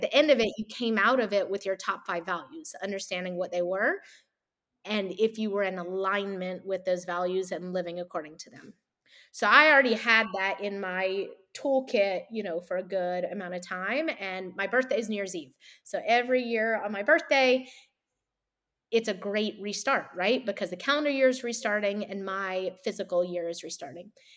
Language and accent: English; the South, United States; I grew up in the South and around a lot of religion.